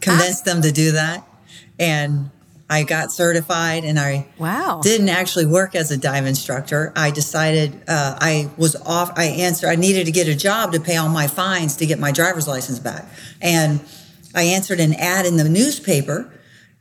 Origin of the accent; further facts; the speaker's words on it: Florida, United States; I grew up in Florida